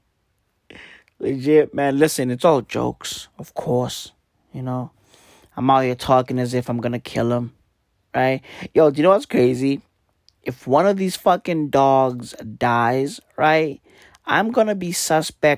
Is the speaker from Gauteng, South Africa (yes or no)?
yes; Johannesburg, Gauteng, South Africa; I'm from Johannesburg.